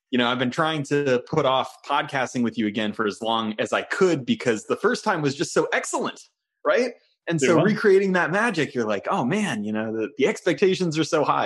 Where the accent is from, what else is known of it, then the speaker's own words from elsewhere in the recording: Bay Area, California, United States; I grew up in the Bay Area. I live in the Bay Area